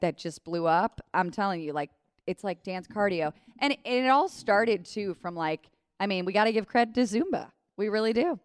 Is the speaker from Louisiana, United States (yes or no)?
no; Cleveland, Ohio, United States; moved away as an adult; also born or lived in Strongsville, Ohio / New York; now in Cincinnati, United States; I grew up in Cleveland